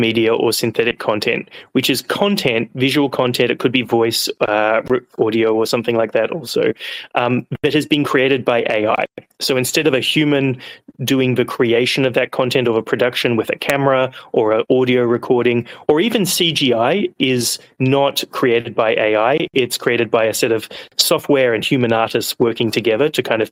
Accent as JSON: {"language": "English", "country": "Australia", "also_born_or_lived": "Hong Kong / United States", "moved": "as an adult", "lives_now": "London, United Kingdom", "said": "I'm an Australian."}